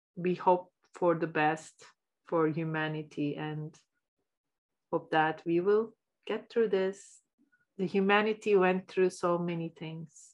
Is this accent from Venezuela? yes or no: no; Istanbul, Turkey; moved away as an adult; now in Canada; I'm from Istanbul, Turkey. I was born there and I lived there until I was uh, mid 30s